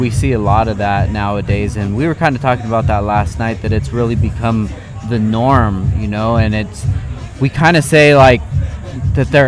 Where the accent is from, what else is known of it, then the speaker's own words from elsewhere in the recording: Southern California, United States; growing up in SoCal